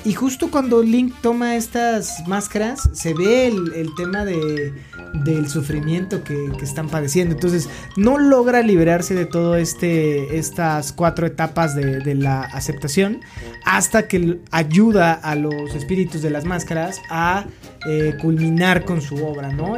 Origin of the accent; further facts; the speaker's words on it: Mexico; disfrutamos nosotros como mexicanos